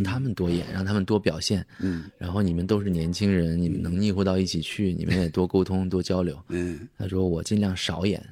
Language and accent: Chinese; Chaoyang, Liaoning, China; 我是东北人，我是嗯。辽宁人，辽宁朝阳市